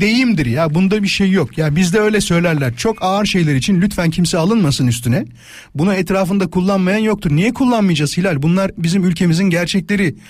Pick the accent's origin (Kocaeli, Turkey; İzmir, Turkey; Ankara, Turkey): Kocaeli, Turkey; moved away; Kocaeli canım memleketim.